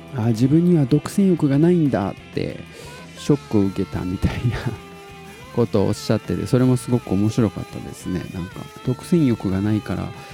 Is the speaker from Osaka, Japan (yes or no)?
no; Tottori, Japan; 僕が鳥取生まれギターポップ育ち